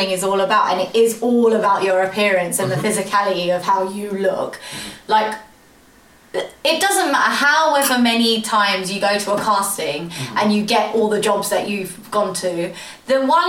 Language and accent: English; London, United Kingdom; I'm from London